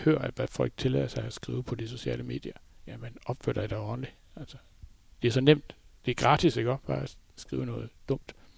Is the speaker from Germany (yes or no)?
yes; Flensburg, Schleswig-Holstein, Germany; moved away as an adult; now in Denmark; Jeg har jo boet i Flensborg. Jeg blev født i Flensborg, og har boet der indtil... Øh, ja, hvad er det? små 30 år siden, vi flyttede herover